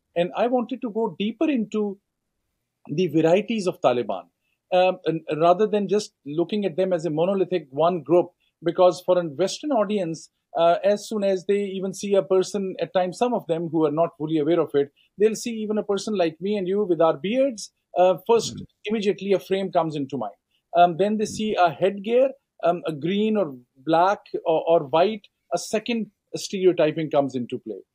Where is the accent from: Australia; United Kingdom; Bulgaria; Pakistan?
Pakistan; Northwest Frontier Province, Khyber Pakhtunkhwa; moved away as an adult; also born or lived in Punjab, Pakistan / United States; now in Washington DC, United States; I'm originally from Pakistan. I can tell you, I, I grew up. Uh, I'm from Punjab, but grew up in Northwest Frontier Province